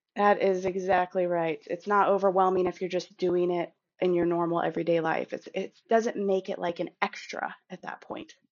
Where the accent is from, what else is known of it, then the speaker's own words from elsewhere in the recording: Kansas City, Missouri, United States; I'm from Kansas City